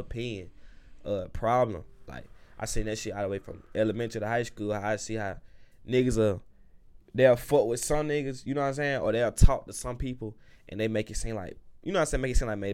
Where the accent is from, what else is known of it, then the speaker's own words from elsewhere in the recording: Atlanta, Georgia, United States; Man, I'm from Southside, Atlanta, Georgia. You know, College Park area